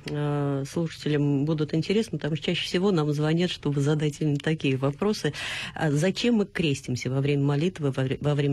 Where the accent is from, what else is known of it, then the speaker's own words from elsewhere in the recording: Tolyatti, Samara Oblast, Russia; Я из Тольятти.